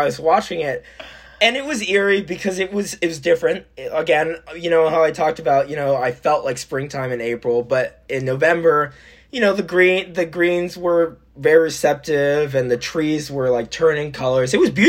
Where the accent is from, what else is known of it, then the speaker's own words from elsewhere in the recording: West Coast, United States; I grew up on the West Coast, so I never had winters.